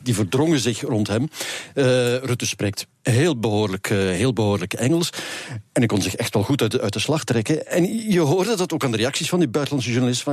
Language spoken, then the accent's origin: Dutch; Flanders, Belgium; bij ons in Vlaanderen